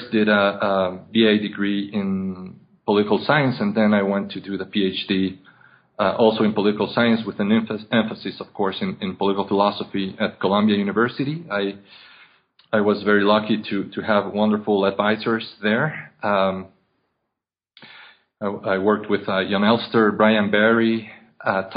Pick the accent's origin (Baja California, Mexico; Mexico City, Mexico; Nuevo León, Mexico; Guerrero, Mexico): Mexico City, Mexico; I was born and raised in Mexico City